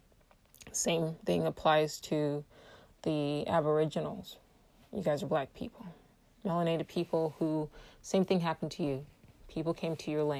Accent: Nigeria; I'm Igbo from West Africa, Nigeria

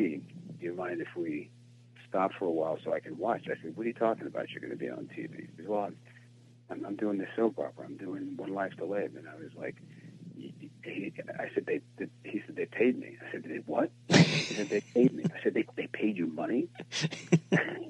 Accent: New Jersey, United States; growing up in New Jersey

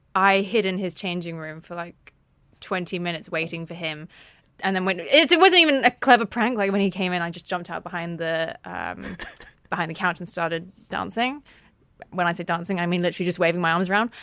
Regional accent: United Kingdom; I was raised outside of London in a, a, an OAP town

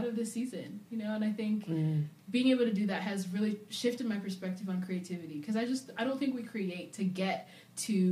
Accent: England, United Kingdom; also born or lived in Zambia / Arizona / Atlanta / North Carolina; now in Nashville, United States; I was raised in England, lived there for about 10, 11 years before we moved to America

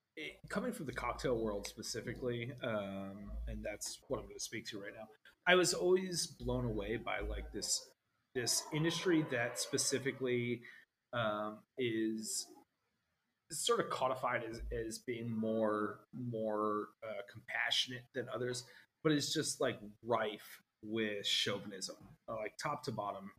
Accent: New Jersey, United States; my family growing up in New Jersey

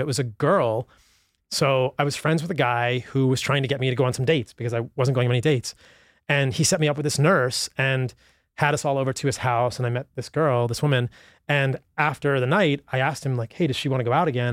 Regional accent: Virginia, United States; I grew up in Virginia

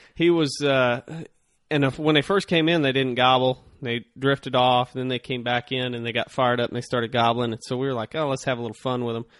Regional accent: Ozark Mountains, the Ozarks, United States; growing up here in the Ozark Mountains

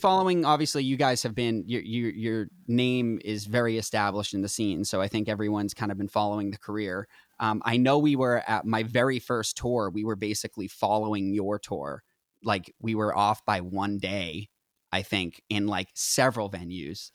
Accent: Northeast, United States; I'm from the Northeast

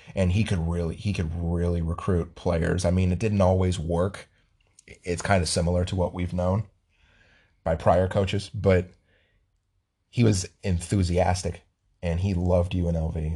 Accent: Las Vegas, Nevada, United States; I was born in Las Vegas

